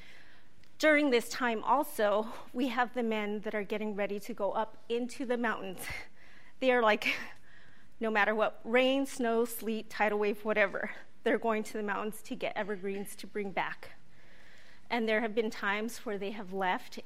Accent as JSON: {"language": "English", "town": "Ohkay Owingeh", "region": "New Mexico", "country": "United States", "tie": "born or raised there", "said": "I grew up in Oque-Owingue in northern New Mexico, north of Santa Fe."}